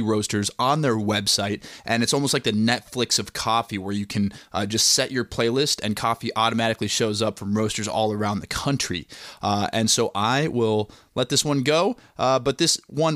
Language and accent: English; Plymouth, Minnesota, United States; I was born and raised in Plymouth, Minnesota